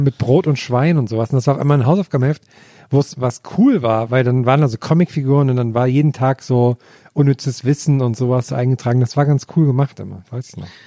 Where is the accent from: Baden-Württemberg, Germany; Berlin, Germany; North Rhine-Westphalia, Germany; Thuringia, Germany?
Thuringia, Germany; Thuringian Forest, Germany; moved away; habe ich da eine Aus Ausbildung zum Bergretter gemacht im Thüringer Wald